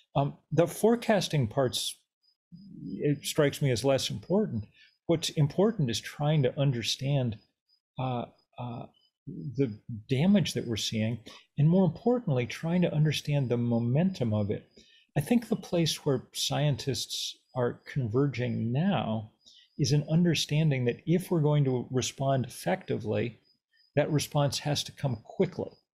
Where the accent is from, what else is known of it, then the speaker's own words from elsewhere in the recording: Lexington, Massachusetts, United States; I grew up in Lexington, Massachusetts